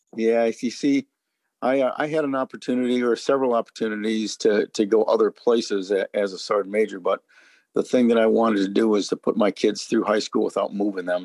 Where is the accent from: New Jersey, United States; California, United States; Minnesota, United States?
Minnesota, United States; St. Paul; moved away as an adult; I grew up in St. Paul, Minnesota